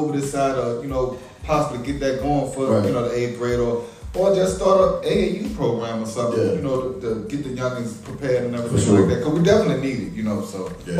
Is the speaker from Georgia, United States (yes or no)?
no; Massachusetts, United States; I'm not going to sit up here and get all big-headed and just say, because we're from Massachusetts.